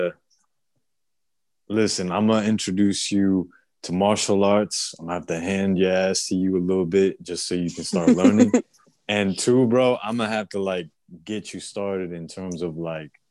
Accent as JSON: {"language": "English", "country": "Puerto Rico", "moved": "yes", "lives_now": "Florida, United States", "said": "Like, bro, I'm an island boy. I'm from Puerto Rico."}